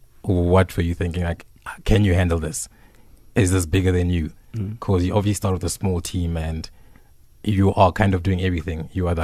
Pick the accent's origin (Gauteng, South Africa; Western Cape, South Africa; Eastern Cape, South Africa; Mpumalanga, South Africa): Gauteng, South Africa; Johannesburg; also born or lived in Venda; So I'm a Venderborn, Joburg raised.